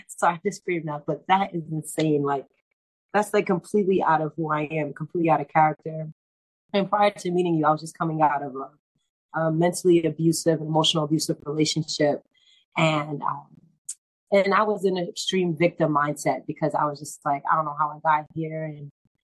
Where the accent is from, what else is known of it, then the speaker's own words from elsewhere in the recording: Boston, Massachusetts, United States; I'm from Boston, Roxbury to be exact.